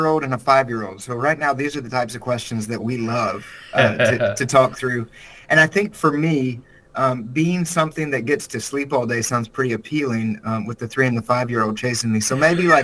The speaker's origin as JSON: {"language": "English", "region": "South Carolina", "country": "United States", "tie": "born or raised there", "moved": "as an adult", "lives_now": "Nashville, United States", "said": "I'm from South Carolina, which is about as southern as you can get in the United States. And so I grew up the youngest of six children."}